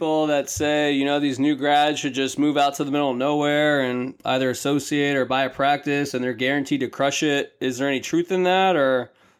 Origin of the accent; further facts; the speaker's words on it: Florida, United States; moved away as an adult; now in Dallas, United States; I'm from Florida. She's from Cali. we thought, hey, let's move to Dallas.